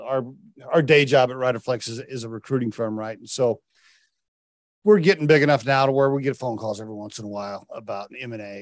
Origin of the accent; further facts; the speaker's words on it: Oklahoma, United States; moved away; also born or lived in Connecticut / New York; I grew up in Oklahoma